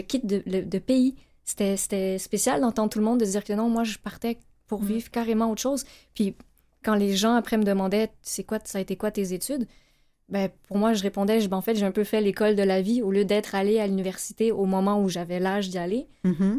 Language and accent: French; Laval, Quebec, Canada; moved away; on a grandi à Laval